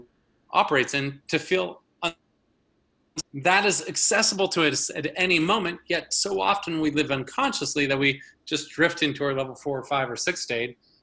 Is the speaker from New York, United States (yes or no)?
no; a suburban town outside of Minneapolis, Minnesota, United States; a boy growing up in Minnesota in a family of 8 kids, you know, in this little suburban town outside of Minneapolis